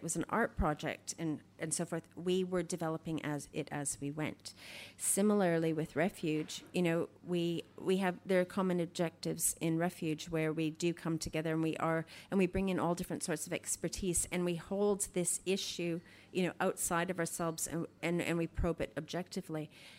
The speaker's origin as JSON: {"language": "English", "country": "Canada", "lives_now": "Australia", "said": "You know, I'm Canadian, you know, like I'm much more, I know how to survive a lot more in Canada than I do Australia, you know"}